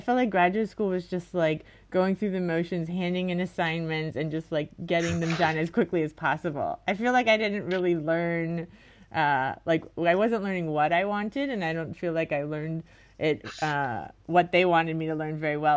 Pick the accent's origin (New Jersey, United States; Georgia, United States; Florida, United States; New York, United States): Florida, United States; Miami; I'm from Miami, like I said, and I just went to the schools in my area